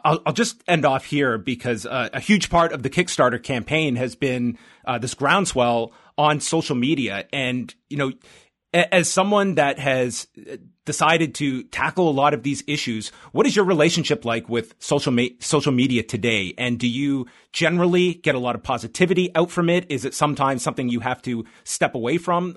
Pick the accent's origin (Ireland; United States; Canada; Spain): Canada; being a Canadian